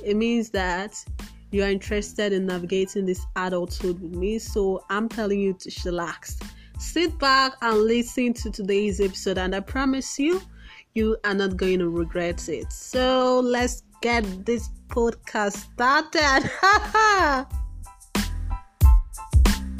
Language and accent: English; Nigeria; I've never been prouder of being a Nigerian